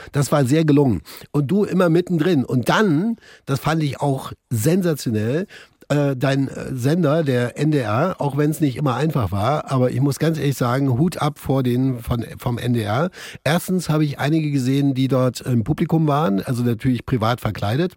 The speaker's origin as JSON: {"language": "German", "region": "East Germany", "country": "Germany", "said": "Bei uns im Osten"}